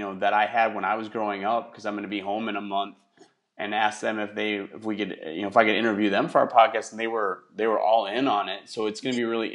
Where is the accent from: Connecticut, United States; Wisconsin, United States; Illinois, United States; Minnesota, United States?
Wisconsin, United States; now in Houston, United States; where I grew up in Wisconsin